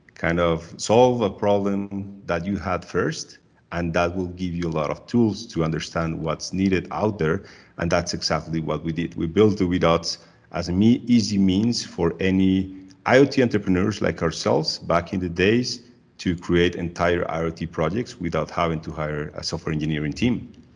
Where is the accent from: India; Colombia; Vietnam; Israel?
Colombia; Medellin, Antioquia; I'm originally from Medellin, Colombia